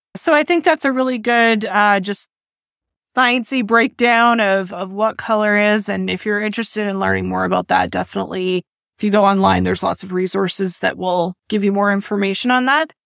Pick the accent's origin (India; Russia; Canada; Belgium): Canada; near Edmonton, Alberta; I grew up near Edmonton